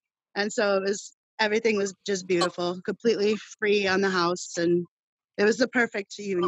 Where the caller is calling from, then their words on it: Iowa, United States; Right outside of Iowa City, about 20 miles west towards Des Moines.